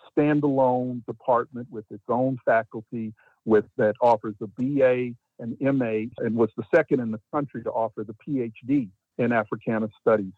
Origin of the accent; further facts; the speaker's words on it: Beaumont, Texas, United States; moved away as an adult; also born or lived in New York; now in Amherst, United States; my hometown of Beaumont